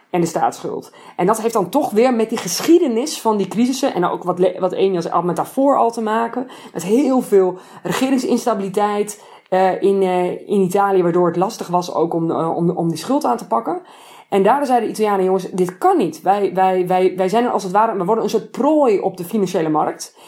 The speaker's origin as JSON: {"language": "Dutch", "country": "Netherlands", "moved": "yes", "lives_now": "Italy", "said": "als een Nederlander"}